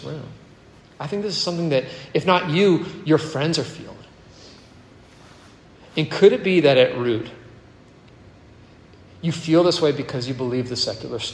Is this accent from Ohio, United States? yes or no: no; Virginia, United States; also born or lived in Canada; I was born in Canada, but I grew up in Virginia